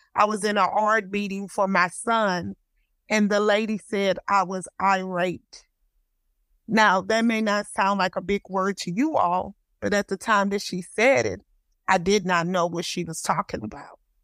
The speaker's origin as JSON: {"language": "English", "town": "Houston", "region": "Texas", "country": "United States", "tie": "born or raised there", "also_born_or_lived": "Los Angeles, California", "said": "I'm from Houston, Texas. I was born in Los Angeles, California. but I've been educated and used in Texas all my life"}